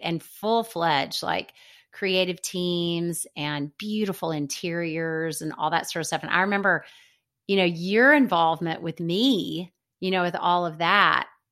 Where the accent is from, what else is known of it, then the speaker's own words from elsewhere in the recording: Birmingham, Alabama, United States; moved away as an adult; also born or lived in Seattle; he was my dear friend growing up in Birmingham